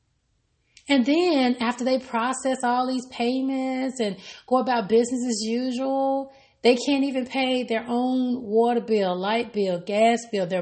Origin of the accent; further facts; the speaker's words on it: Arkansas, United States; from my home state in Arkansas